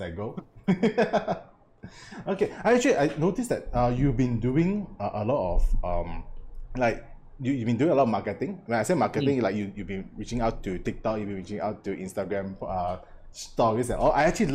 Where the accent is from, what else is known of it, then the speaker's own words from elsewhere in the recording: Malaysia; as Malaysian, especially Malaysian, I grew up